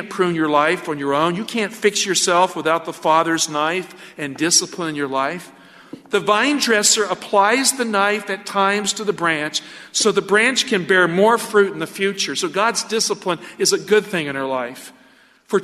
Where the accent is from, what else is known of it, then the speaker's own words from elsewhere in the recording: the South, United States; I grew up in the South